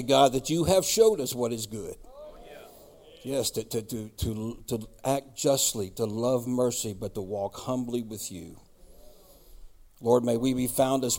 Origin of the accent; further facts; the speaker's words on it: East Coast, United States; moved away; also born or lived in Myrtle Beach, South Carolina; I grew up on the East Coast where Krispy Kreme is popular.